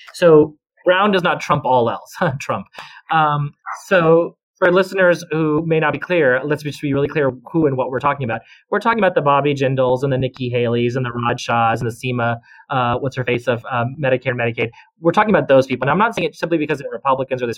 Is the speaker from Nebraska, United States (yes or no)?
no; Central Texas, United States; I grew up in a very small town in Central Texas